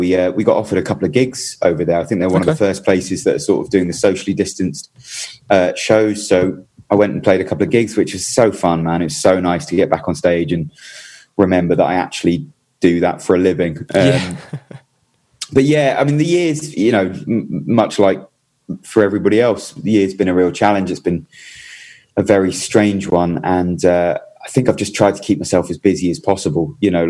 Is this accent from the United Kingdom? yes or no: yes; Brighton, South East England, United Kingdom; Yeah, I am. And I'm actually just sat in my kitchen looking out at well, I was going to say Brighton Beach. It's actually Hove Beach, okay.